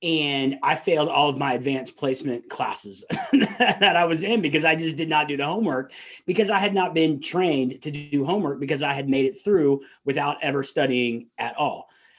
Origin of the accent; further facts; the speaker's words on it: the South, United States; accent: Southern; And I might slip into my Southern accent every once in a while.